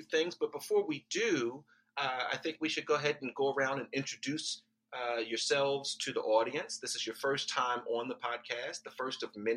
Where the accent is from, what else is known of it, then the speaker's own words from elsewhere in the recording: Baltimore, Maryland, United States; I grew up in Baltimore